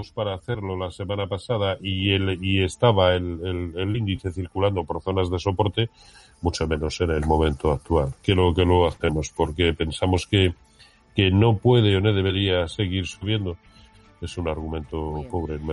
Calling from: Zaragoza, Aragon, Spain; Eh, hola, buenos días Roberto … de Zaragoza.

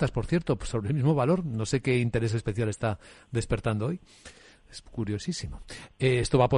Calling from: Valencia, Valencian Community, Spain; Soy … de Valencia

